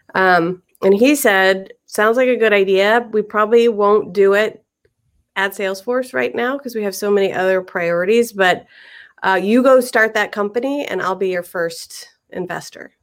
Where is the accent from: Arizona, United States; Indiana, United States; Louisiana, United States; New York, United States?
Indiana, United States; Indianapolis; moved away as an adult; I'm actually from Indianapolis. I grew up in Indiana